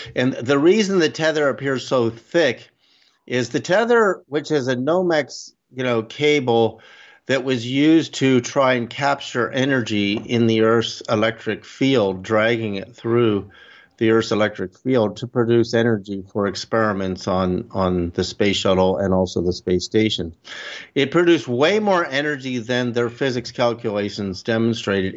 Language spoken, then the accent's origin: English; Berkeley, California, United States; also born or lived in Canada; I'm Canadian, but our family moved to Berkeley, California, in about 1965